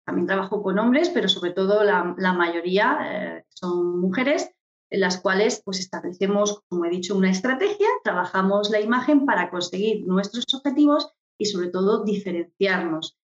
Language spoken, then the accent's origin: Spanish; Murcia, Region of Murcia, Spain; moved away as an adult; also born or lived in London / Palma de Mallorca; yo soy de Murcia, para, poner en posición a todos los oyentes, soy de Murcia y ya estando en Murcia